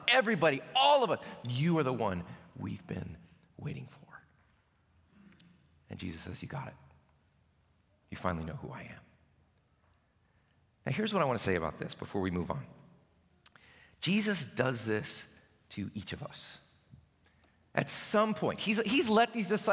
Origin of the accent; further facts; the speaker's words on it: Southeast Tennessee, United States; moved away as an adult; also born or lived in Virginia; Growing up in Southeast Tennessee, everybody I knew was a Christian